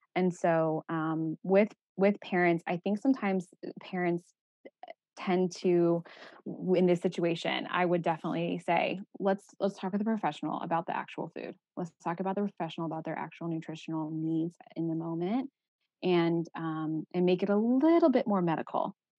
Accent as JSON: {"language": "English", "region": "Texas", "country": "United States", "tie": "born or raised there", "moved": "as an adult", "said": "I'm from Texas"}